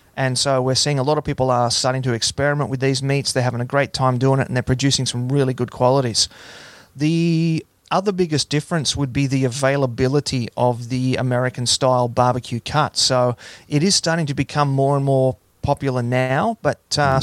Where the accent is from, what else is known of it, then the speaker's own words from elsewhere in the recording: Hunter Valley, New South Wales, Australia; also born or lived in Gold Coast, Australia; I actually spent most of my time growing up on a farm in the Hunter Valley.